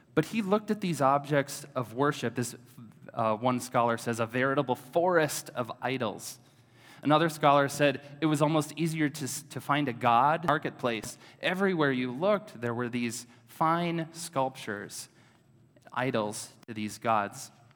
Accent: Oshkosh, Wisconsin, United States; also born or lived in Madison, Wisconsin; I grew up in Oshkosh, Wisconsin. So I'm a native Wisconsin-ite.

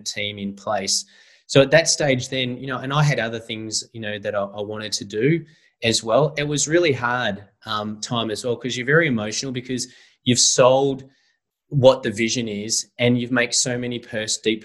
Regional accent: Eltham, Victoria, Australia; growing up in Eltham, I used to go around the backyard kicking the footy

